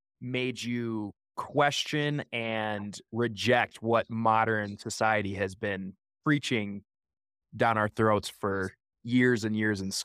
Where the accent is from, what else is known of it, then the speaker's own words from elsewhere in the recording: Oregon, United States; we're from Oregon, so we couldn't see the apartment.